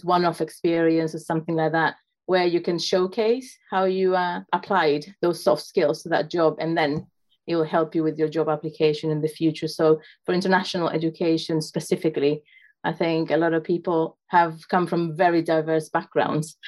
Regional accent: Chile; also born or lived in South Carolina; I'm originally from Chile

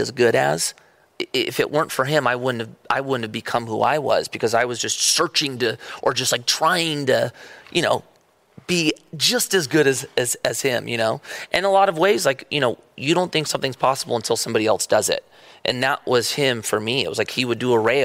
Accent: Newbury Park, California, United States; also born or lived in Agoura Hills, California; when my parents moved to Newbury Park. And I came from Agora

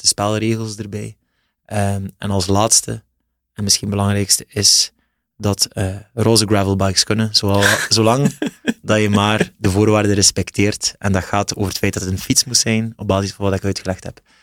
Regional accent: West Flanders, Belgium; accent: West Flemish

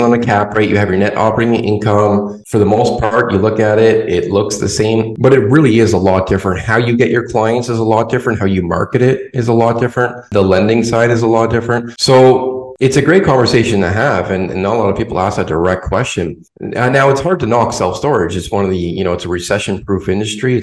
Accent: Canada; now in Florida, United States; I am Canadian. I came from the cold, so a little different than where I am now in Florida.

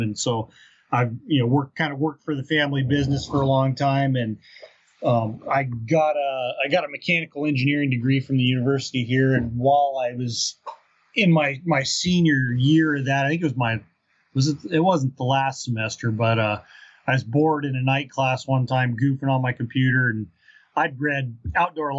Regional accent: Southern Colorado, United States; now in Fairbanks, United States; I was born in Southern Colorado and grew up down there

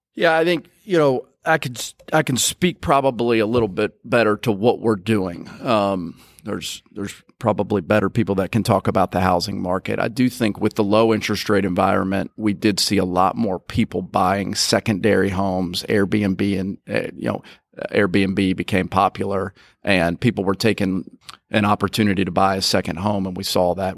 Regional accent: Nicholasville, Kentucky, United States; moved away as an adult; also born or lived in Mississippi; now in Jackson, United States; I grew up in Kentucky, Nicholasville, Kentucky, just outside of Lexington.

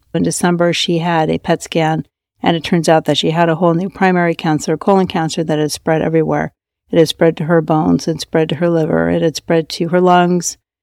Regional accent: Norway; moved away; I was raised in Norway

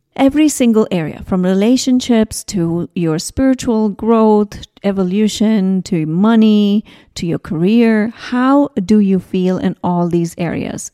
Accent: South India, India; I grew up in India. I come from a very, very traditional Indian, South Indian family.

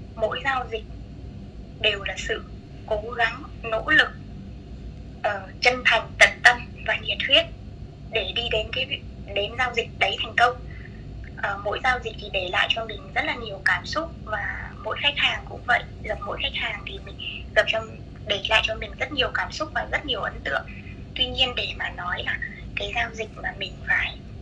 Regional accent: Thanh Hóa, Vietnam; moved away as an adult; also born or lived in Hanoi; now in Phu Quoc, Vietnam; em sống quê gốc của em thì là ở Thanh Hóa và sau đấy ừ. thì em ra Hà Nội em học học đại học

